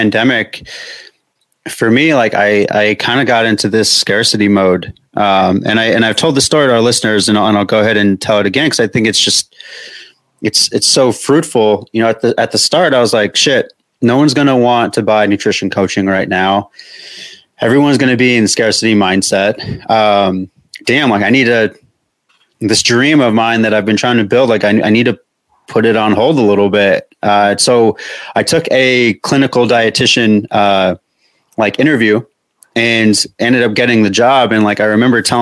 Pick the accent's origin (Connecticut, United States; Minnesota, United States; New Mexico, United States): New Mexico, United States; I'm from New Mexico.